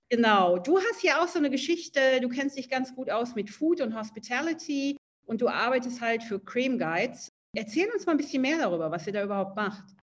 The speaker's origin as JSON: {"language": "German", "town": "Essen", "region": "North Rhine-Westphalia", "country": "Germany", "tie": "born or raised there", "moved": "yes", "lives_now": "Berlin, Germany", "said": "ich komme aus Essen, wesentlich kleiner als Berlin"}